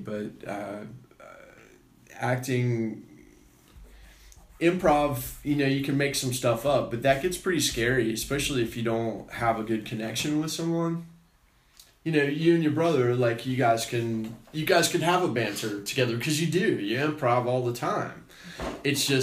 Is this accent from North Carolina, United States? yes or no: yes; Charlotte, North Carolina, United States; I'm from the South. I'm from Charlotte